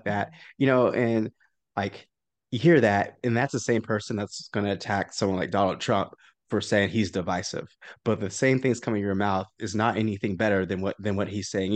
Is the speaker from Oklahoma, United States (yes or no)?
yes; Oklahoma, United States; growing up in Oklahoma